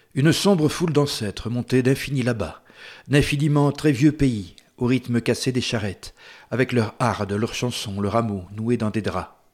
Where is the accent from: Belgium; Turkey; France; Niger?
Belgium; Brussels, Brussels-Capital Region; quand j'étais gamin, j'habitais donc à Bruxelles